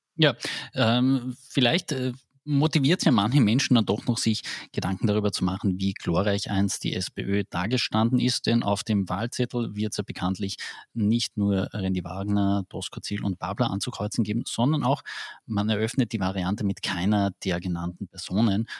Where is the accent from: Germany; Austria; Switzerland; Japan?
Austria; Carinthia; bei uns in Kärnten